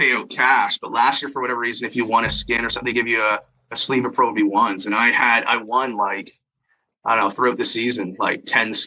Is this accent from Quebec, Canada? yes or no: no; Schomberg, Ontario, Canada; also born or lived in Toronto, Canada; now in Newmarket, Canada; when I was a kid, I grew up in Schaumburg, so small town Schaumburg is in King Township area.